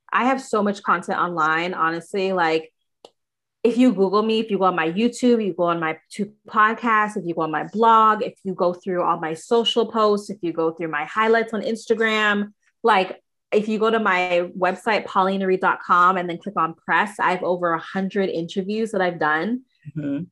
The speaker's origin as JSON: {"language": "English", "town": "Toronto", "region": "Ontario", "country": "Canada", "also_born_or_lived": "United States", "said": "I'm from Toronto, Canada"}